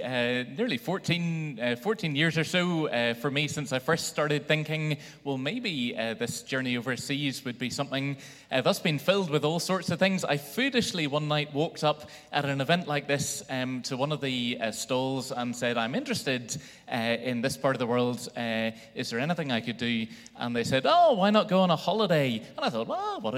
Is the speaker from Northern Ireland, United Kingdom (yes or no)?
yes; Belfast, Northern Ireland, United Kingdom; growing up in Belfast